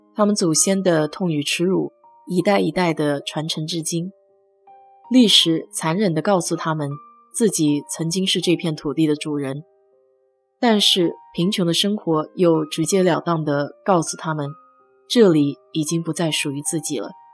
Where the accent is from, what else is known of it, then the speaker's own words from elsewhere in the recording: China; 我们中国人